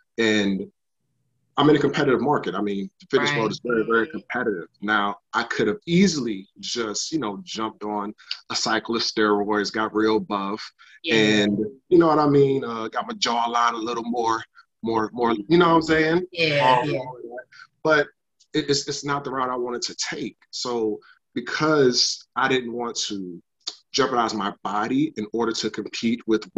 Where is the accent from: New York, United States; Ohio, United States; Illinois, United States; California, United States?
New York, United States; Bronx; also born or lived in Jacksonville, United States; I was born in Jacksonville, Florida, raised in South Bronx, New York, moved around a lot.